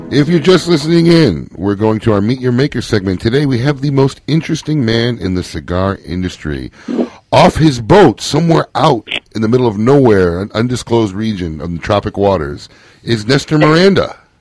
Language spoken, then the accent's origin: English; Midwest, United States; moved away; I grew up in the Midwest